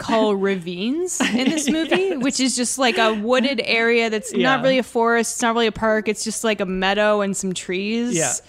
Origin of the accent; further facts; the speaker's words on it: Oshawa, Ontario, Canada; my hometown, Oshawa, which is about an hour away from Toronto. It's a city.